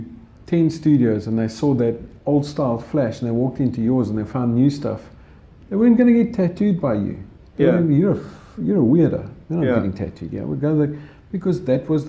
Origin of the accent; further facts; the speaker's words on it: Johannesburg, Gauteng, South Africa; I grew up there. I grew up in Mayfair, North